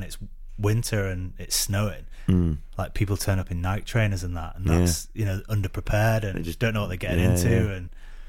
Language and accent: English; Preston, North West England, United Kingdom; now in London, United Kingdom; because I don't go back to Preston very much, so my accent's probably gone quite a lot.